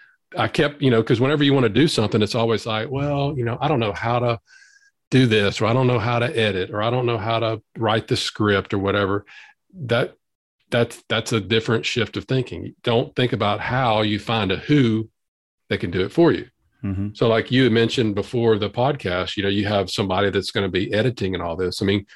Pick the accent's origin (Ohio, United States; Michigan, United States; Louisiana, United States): Louisiana, United States; accent: Southern drawl; I'm from Louisiana